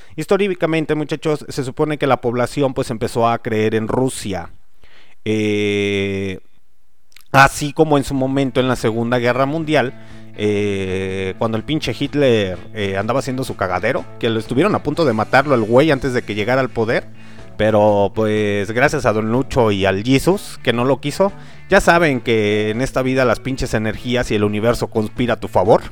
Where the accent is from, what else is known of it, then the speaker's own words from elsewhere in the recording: Mexico; pinches mexicanos que somos